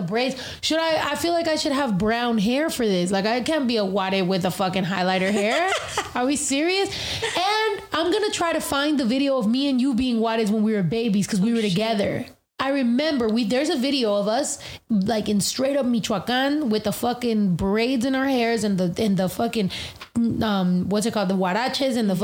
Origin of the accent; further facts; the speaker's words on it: United States; I'm very proud of being American